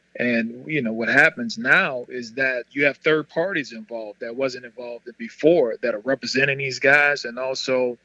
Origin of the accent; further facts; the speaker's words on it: New Orleans, Louisiana, United States; growing up as a little boy, man, in Holly Grove, Holly Grove in New Orleans.